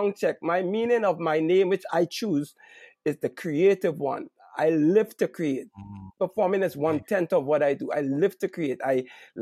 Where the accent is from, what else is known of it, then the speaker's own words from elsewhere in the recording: Trinidad & Tobago; accent: Trinidad dialect; now in Oakland, United States; I'm from Trinidad. It's a Caribbean island